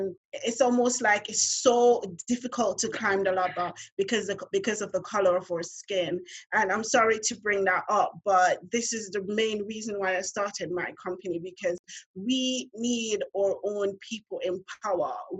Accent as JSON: {"language": "English", "town": "Montego Bay", "region": "Saint James", "country": "Jamaica", "moved": "as an adult", "lives_now": "London, United Kingdom", "said": "I'm from Montego Bay"}